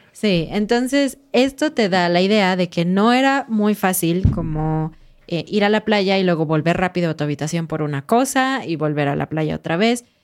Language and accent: Spanish; Mexico; como mexicanos dejábamos nuestra toalla para decir, este lugar está ocupado